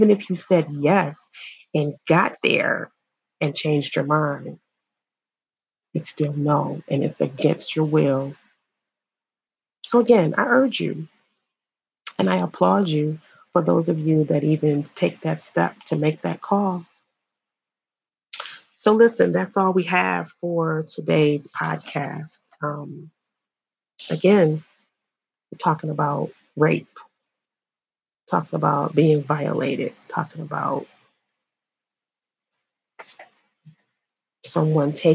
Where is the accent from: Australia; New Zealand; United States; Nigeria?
United States; Illinois; I'm from Illinois